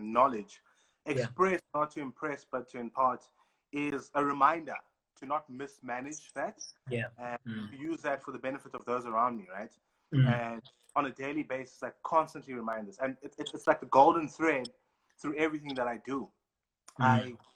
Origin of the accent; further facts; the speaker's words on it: East London, Eastern Cape, South Africa; moved away as an adult; also born or lived in Stellenbosch; Born and raised in East London, colonially known as East London, but I call it Emonti. And spent about 18 years of my life there until I moved out to Stellenbosch University